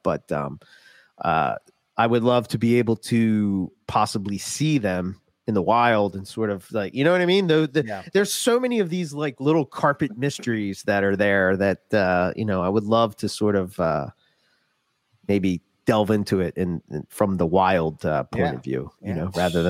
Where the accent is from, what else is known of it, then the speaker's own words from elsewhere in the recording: United States; I'm American. We yell.